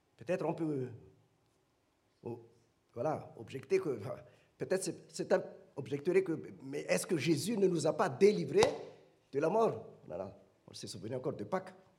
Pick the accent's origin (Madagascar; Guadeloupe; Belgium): Madagascar; now in France; chez nous à Madagascar